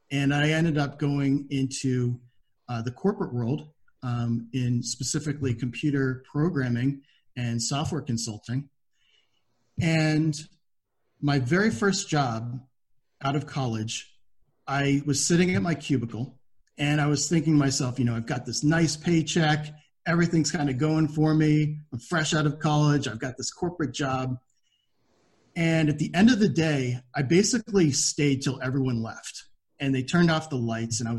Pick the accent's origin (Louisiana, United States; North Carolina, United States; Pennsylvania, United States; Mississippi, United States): Pennsylvania, United States; I was from Pennsylvania at the time. I had moved uh, during high school